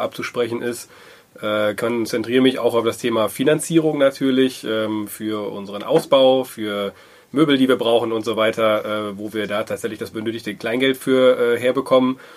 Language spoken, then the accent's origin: German; Wuppertal, North Rhine-Westphalia, Germany; moved away as an adult; also born or lived in southern Germany; now in Dortmund, Germany; ich komme gebürtig aus Wuppertal, äh, wohne aber seit 13, 14 Jahren mittlerweile in Dortmund